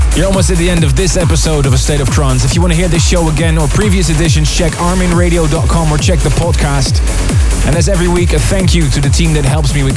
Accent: Leiden, South Holland, Netherlands; my hometown, Leiden

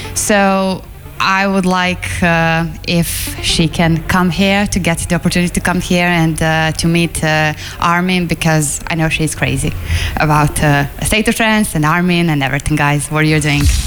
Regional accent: Belgrade, Serbia; I'm coming from Belgrade, Serbia

